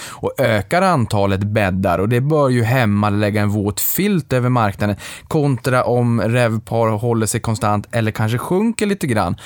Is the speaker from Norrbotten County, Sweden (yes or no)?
yes; Boden, Norrbotten County, Sweden; moved away; jag är från Boden